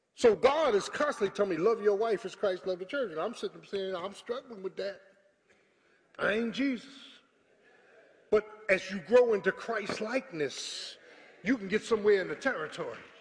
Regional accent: Philadelphia, Pennsylvania, United States; I was from South Philly

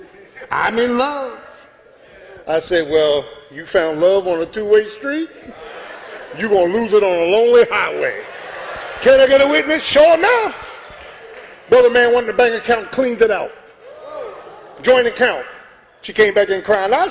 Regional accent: South Florida, United States; I'm from South Florida. I'm from the streets

